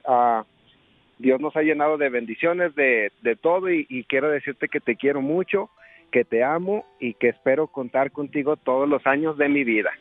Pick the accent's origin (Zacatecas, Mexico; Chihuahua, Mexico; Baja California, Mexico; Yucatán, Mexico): Zacatecas, Mexico; Fresnillo; now in Colorado, United States; radicamos ahorita acá en Colorado, pero somos originarios de Fresnillo, Zacatecas